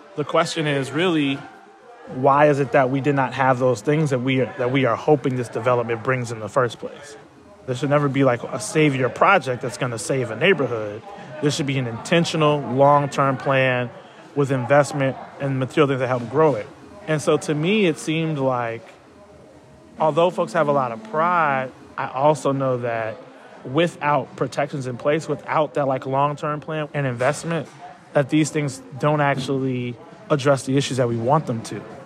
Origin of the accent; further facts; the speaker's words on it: Chicago, Illinois, United States; I've lived in South Shore my whole life